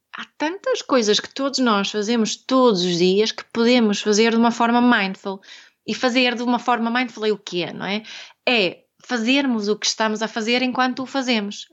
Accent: Sweden; Portuguese is a second language; now in Portugal; eu sou sueca, daqui este, este sotaque eh, assim do, do norte

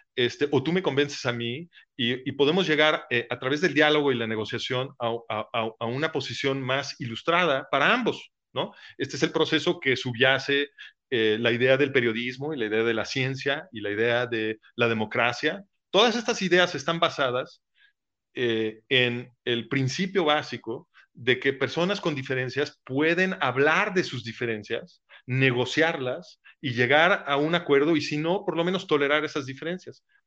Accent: Mexico

